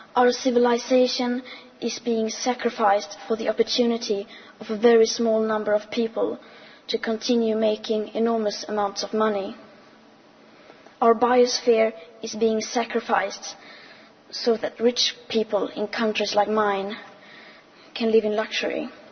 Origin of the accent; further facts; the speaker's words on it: Sweden; I am 15 years old and I'm from Sweden.